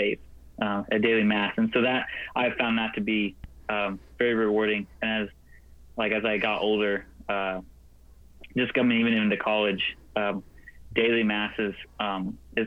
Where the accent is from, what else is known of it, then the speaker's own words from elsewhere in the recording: Knoxville, Tennessee, United States; moved away as an adult; now in Nashville, United States; I'm from Knoxville, Tennessee, and I've grown up here most of my life